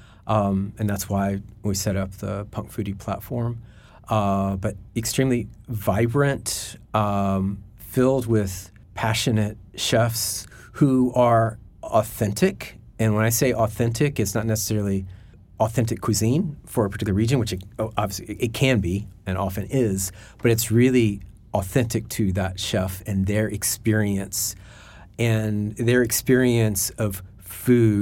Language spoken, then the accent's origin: English; Alabama, United States; moved away as an adult; also born or lived in Asia; I was 25 years in Asia after growing up in Alabama